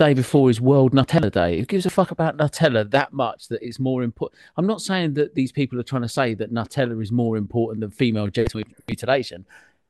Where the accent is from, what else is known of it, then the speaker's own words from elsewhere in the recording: Welsh, Wales, United Kingdom; I'm Welsh